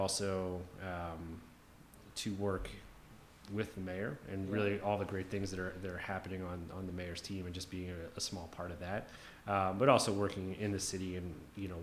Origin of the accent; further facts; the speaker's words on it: outside of Philadelphia, Pennsylvania, United States; moved away as an adult; now in Detroit, United States; I grew up outside of Philadelphia, really old, walkable suburb